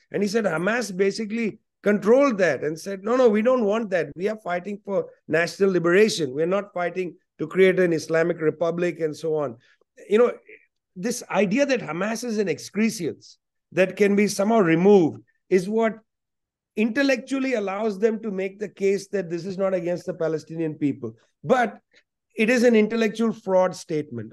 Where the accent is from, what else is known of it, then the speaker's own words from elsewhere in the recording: West Bengal, India; first language Punjabi; English is a second language; Must learn Bengali, because I grew up in Bengal, but also Punjabi, that was my home language